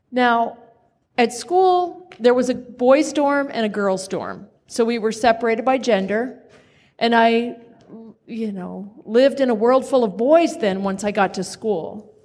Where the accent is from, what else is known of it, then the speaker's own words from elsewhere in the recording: Kansas, United States; born there; As I said, I was born in Kansas. I was right next door to Dorothea and Toto.